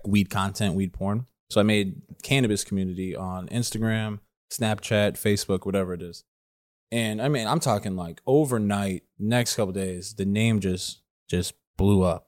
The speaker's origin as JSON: {"language": "English", "region": "Southern California", "country": "United States", "tie": "born or raised there", "said": "I grew up in Southern California"}